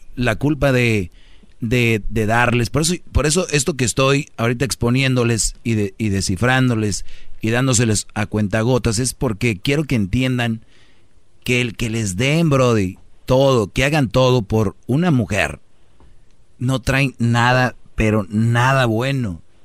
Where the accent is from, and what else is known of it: Mexico; moved away